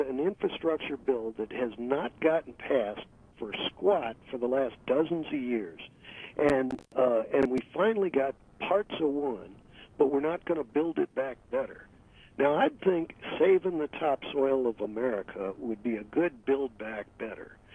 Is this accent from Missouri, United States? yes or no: yes; St. Louis, Missouri, United States; I was raised in St. Louis